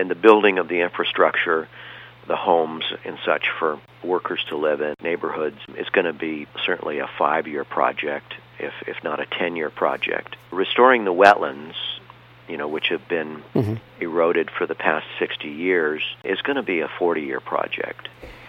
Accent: Corona del Mar, California, United States; I grew up in Corona del Mar, surfing and scuba diving

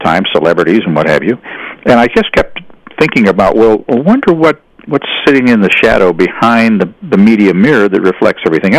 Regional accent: St. Louis, Missouri, United States; moved away as an adult; I grew up in St. Louis

